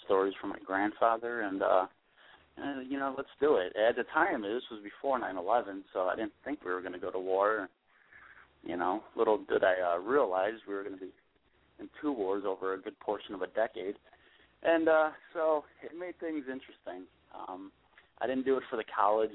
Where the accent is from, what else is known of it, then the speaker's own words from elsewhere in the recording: Buffalo, New York, United States; I'm born and raised in Buffalo, but I've been I actually I've been stationed in Central New York and then um a couple other spots in New York.